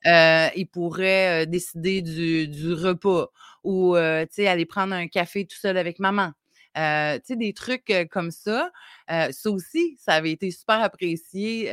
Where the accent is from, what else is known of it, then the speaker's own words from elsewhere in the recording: Côte-Nord, Quebec, Canada; Je viens de la Côte-Nord